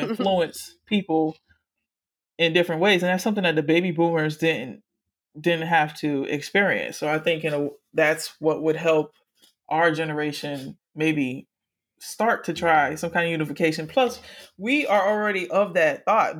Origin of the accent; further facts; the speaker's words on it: Miami, Florida, United States; I grew up in Miami, but still, it's a part of crazy ass Florida